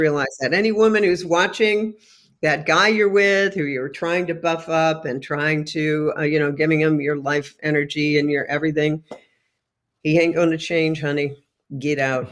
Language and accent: English; New York, United States; moved away; home to my hometown in New York State